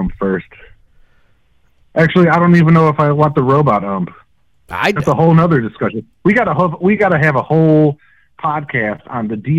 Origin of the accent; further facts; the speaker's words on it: Chicago, Illinois, United States; we're from Chicago.